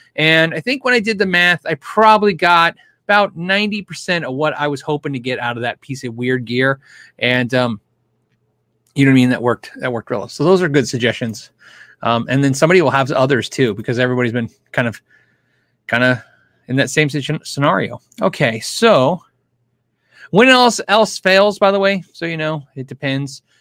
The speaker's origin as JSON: {"language": "English", "region": "California", "country": "United States", "tie": "born or raised there", "said": "I was born in California"}